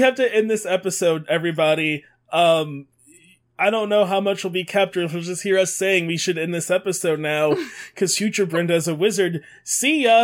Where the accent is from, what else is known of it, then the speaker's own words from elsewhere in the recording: Detroit, Michigan, United States; I grew up in Detroit